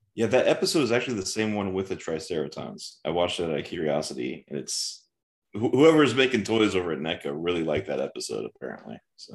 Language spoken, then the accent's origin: English; Midwest, United States